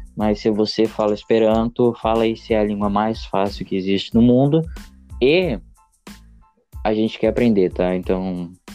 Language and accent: Portuguese; Rio Grande do Sul, Brazil